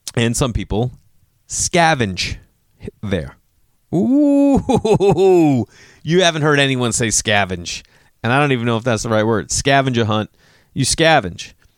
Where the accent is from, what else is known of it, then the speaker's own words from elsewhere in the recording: Massachusetts, United States; moved away; I'm still a guy from Massachusetts